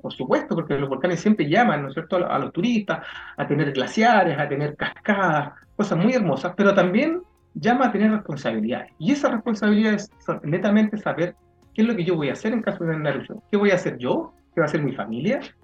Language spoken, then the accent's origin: Spanish; Chile